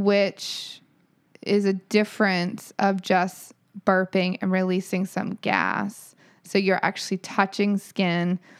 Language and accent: English; Canada; I'm French Canadian